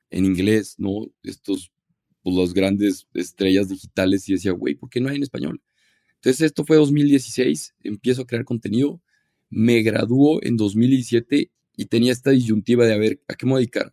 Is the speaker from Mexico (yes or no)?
yes; Torreón, Coahuila, Mexico; soy de Torreón, Coahuila